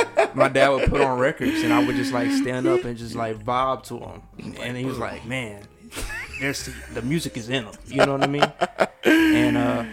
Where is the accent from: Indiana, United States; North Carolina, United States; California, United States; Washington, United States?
North Carolina, United States; Greensboro; also born or lived in New York; I'm from Greensboro, born and raised.